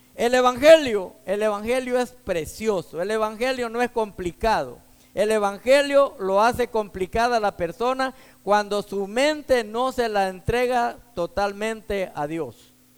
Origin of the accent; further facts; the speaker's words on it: Texas, United States; soy de aquí, de Texas